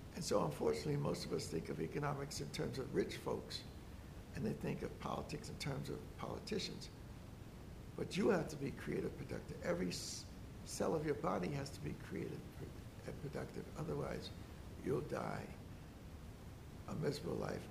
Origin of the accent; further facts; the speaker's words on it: Newark, New Jersey, United States; born and raised in Newark, New Jersey